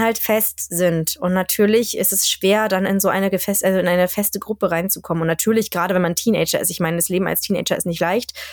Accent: Germany; moved away as an adult; now in Sweden; wir sind ja in Deutschland aufgewachsen und das ist ja auch unsere Heimat

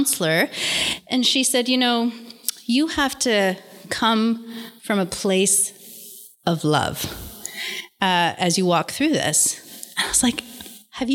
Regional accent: Toronto, Ontario, Canada; I was born and raised in Toronto.

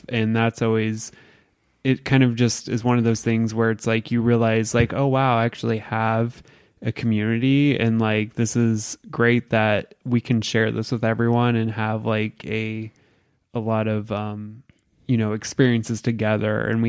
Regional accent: Indiana, United States; And I grew up in a very small rural area in southern Indiana, so predominantly white community

